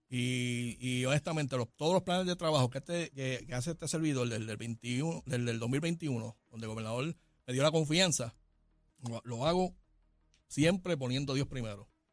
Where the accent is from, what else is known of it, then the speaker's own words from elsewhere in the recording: Puerto Rico; somos residentes de Puerto Rico, somos ciudadanos de Puerto Rico, tenemos los mismos derechos que todos puertorriqueños